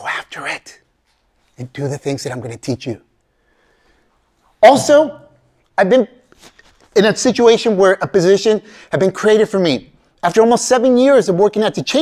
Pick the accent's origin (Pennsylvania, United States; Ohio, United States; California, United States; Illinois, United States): California, United States; Bay Area; English is a second language; I grew up in the Bay Area. I still live there in the Bay Area, you know, Silicon Valley